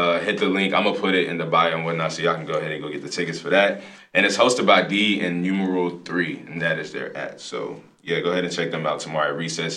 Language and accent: English; Greensboro, North Carolina, United States; now in Charlotte, United States; this is back in my hometown.